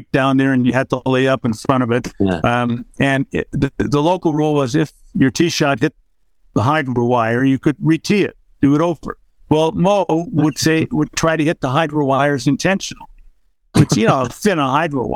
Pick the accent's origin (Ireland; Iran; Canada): Canada; Toronto, Ontario; the club I grew up at in Toronto